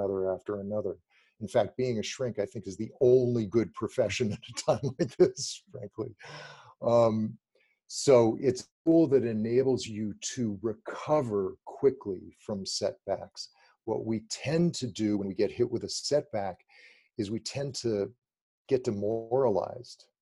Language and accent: English; Los Angeles, California, United States; I grew up in Los Angeles near the beach